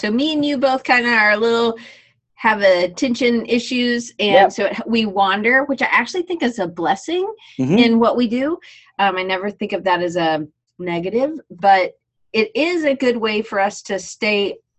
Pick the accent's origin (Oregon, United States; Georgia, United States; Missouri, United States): Georgia, United States; Atlanta; They would say I sound like a Yankee, even though I grew up in Atlanta.